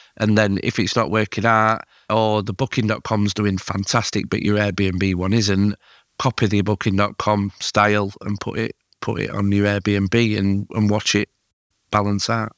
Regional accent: Yorkshire and the Humber, United Kingdom; as a Yorkshireman

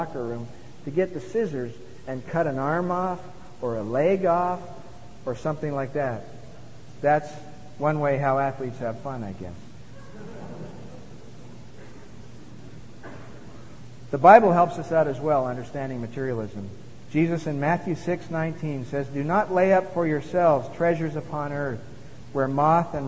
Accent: Montreal, Quebec, Canada; as a young boy growing up in Montreal

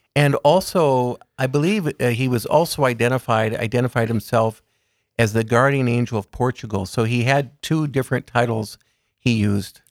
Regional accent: Aberdeen, South Dakota, United States; also born or lived in Emmitsburg, Maryland; I was raised in Aberdeen, a member of Sacred Heart Parish

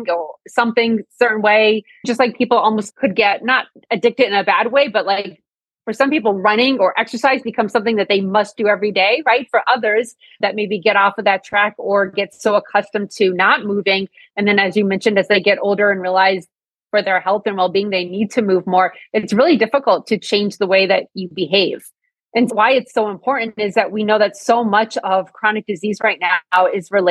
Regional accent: near Scranton, northeastern Pennsylvania, United States; I grew up in northeastern Pennsylvania

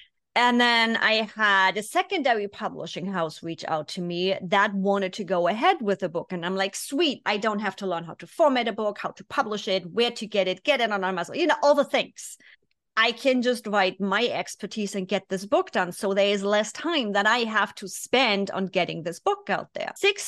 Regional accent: Germany; English is a second language; moved away as an adult; 24 years, born and raised in Germany.

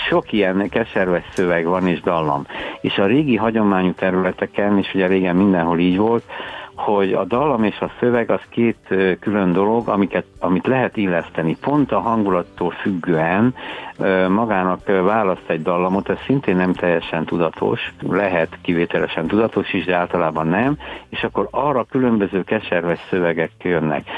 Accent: Cristuru Secuiesc, Harghita County, Romania; moved away as an adult; also born or lived in Cluj-Napoca, Romania / Miercurea Ciuc, Romania / Târgu Mureș, Romania; now in Budapest, Hungary; Székelyudvarhelyen születtem, gyermekkorom és ugye az a rockzenész korszak is, meg az érettségiig Székelykeresztúr

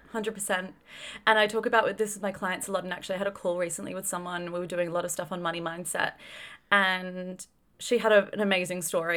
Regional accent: Australia; grew up in a fairly affluent country, grew up in Australia

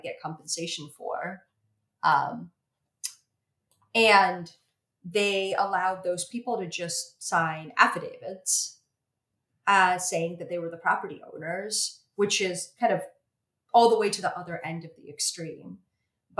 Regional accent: Ukraine; my home country of Ukraine

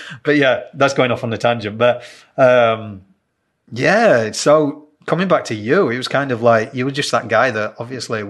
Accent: United Kingdom; I'm British

